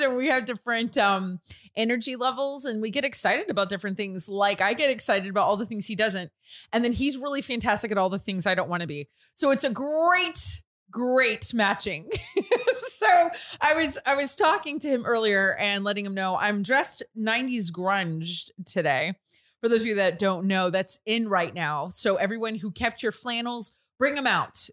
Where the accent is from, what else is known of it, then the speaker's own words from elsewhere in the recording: northern Louisiana, United States; moved away; also born or lived in Houston; being from Louisiana, where I was in northern Louisiana